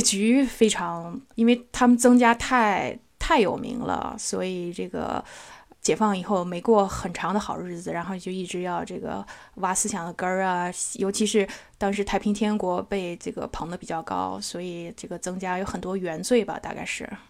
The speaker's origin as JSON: {"language": "Chinese", "town": "Nanjing", "region": "Jiangsu", "country": "China", "tie": "born or raised there", "said": "所以这个咱们都是在南京长大的"}